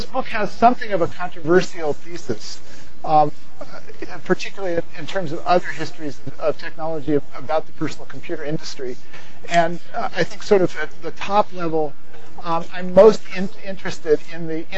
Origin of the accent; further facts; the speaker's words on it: Palo Alto, California, United States; I also grew up in Palo Alto